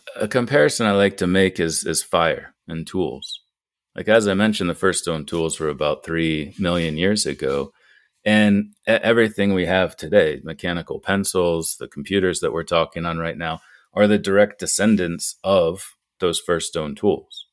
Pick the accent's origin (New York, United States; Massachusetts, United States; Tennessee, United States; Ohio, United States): Ohio, United States; moved away as an adult; also born or lived in France; now in Butte, Montana, United States; my home state of Ohio